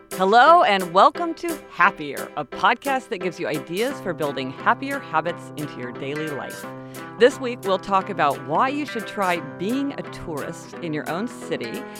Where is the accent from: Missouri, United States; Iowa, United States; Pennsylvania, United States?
Missouri, United States; Kansas City; moved away; we're from Kansas City, and, you know, there, we both grew up there our whole lives